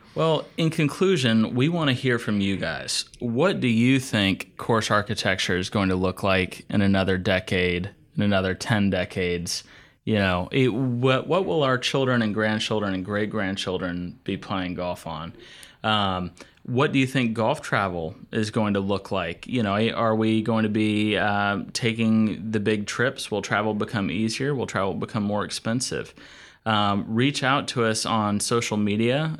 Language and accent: English; Asheville, North Carolina, United States; Asheville Municipal Golf Course where I grew up, uh, you know, just a course in my hometown